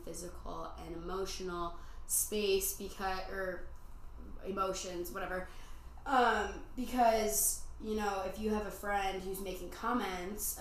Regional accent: Midwest, United States; moved away as an adult; now in Arizona, United States; I'm from the Midwest

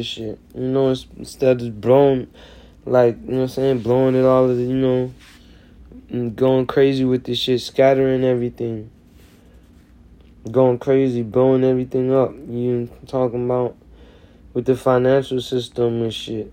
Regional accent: the South, United States; I'm from the South

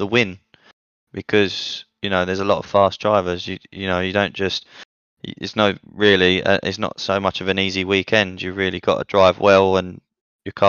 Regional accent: England, United Kingdom; now in Italy; I am Italian. Well, I'm English, but I'm half, I don't know. But I live in Italy.

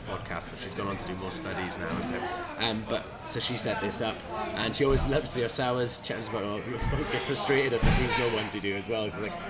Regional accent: Swansea, Wales, United Kingdom; So I'm from Swansea

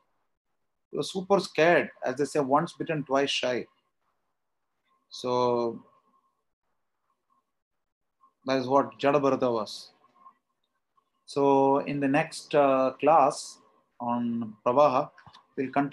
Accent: South India, India; I am South Indian by birth

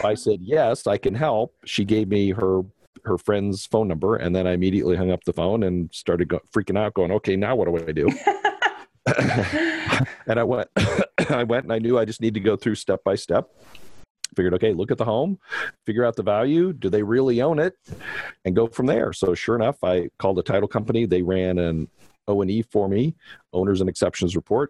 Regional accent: Los Angeles, California, United States; moved away as an adult; also born or lived in Denver, Colorado; I grew up in Canoga Park in San Fernando Valley

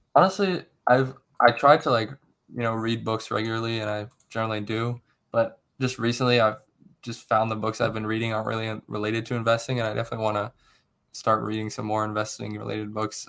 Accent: Akron, Ohio, United States; moved away as an adult; now in Cincinnati, United States; I'm originally from, uh, near Akron, Ohio. Um, right now I'm in Cincinnati

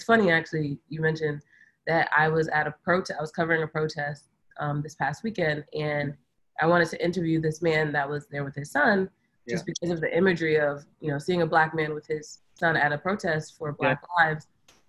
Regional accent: Orange, New Jersey, United States; moved away as an adult; now in Boston, United States; I grew up in Orange, New Jersey, two parents, Haitian American. I mean, my parents were born in Haiti. I'm Haitian American. And I have two younger brothers, and I grew up in Jersey

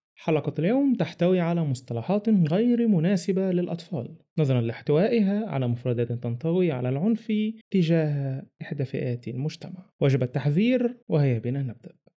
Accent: Egypt; بما إني مصري

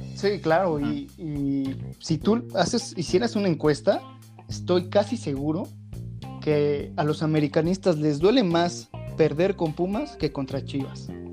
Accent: Mexico; ya que somos mexicanos

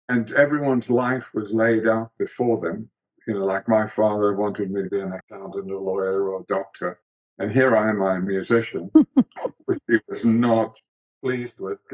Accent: South Africa; Look, I was very sensitive to my environment, you know, unlike a lot of people. And because I was musical, for me, there was no apartheid.

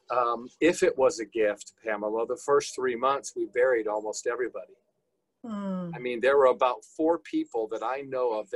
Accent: Lewiston, New York, United States; born and raised near Niagara Falls, New York, actually Lewiston, which is right up there next to Lake Ontario

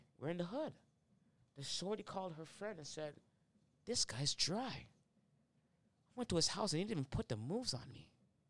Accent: Toronto, Ontario, Canada; moved away as an adult; also born or lived in Malvern, Scarborough; now in Markham, Canada; I'm growing up in Orton Park, so my dad's not around.

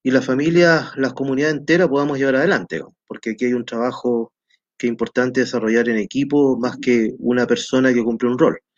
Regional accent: Peru; also born or lived in Copiapó, Chile; nací en Copiapó, cuando mi mamá era muy joven, ¿no es cierto? Eh, luego viajé al Perú porque mi papá era peruano, estudié en Perú en mi vida escolar, luego vine a Chile, estudié unos años aquí en Chile

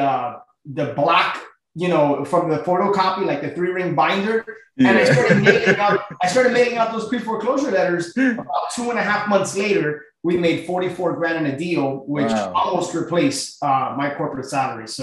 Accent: Miami, Florida, United States; born and raised in Miami, my family, we're all from Cuba.

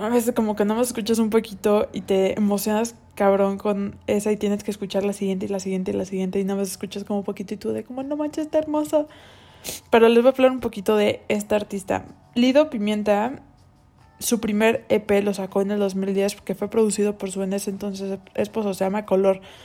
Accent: Cancún, Quintana Roo, Mexico; moved away; yo nací en Cancún y ahí viví gran parte de mi vida

